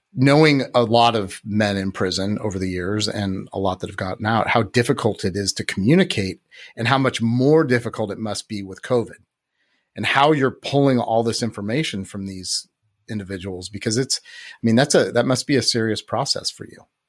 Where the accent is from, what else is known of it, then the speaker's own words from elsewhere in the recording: Santa Rosa, California, United States; I grew up in Santa Rosa